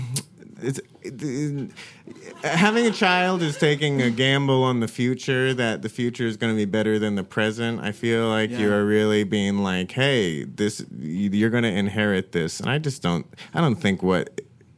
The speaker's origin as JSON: {"language": "English", "region": "Arizona", "country": "United States", "tie": "born or raised there", "said": "I grew up in Arizona"}